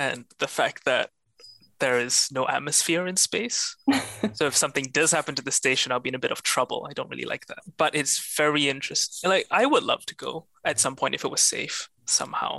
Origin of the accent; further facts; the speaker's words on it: Singapore; I'm from Singapore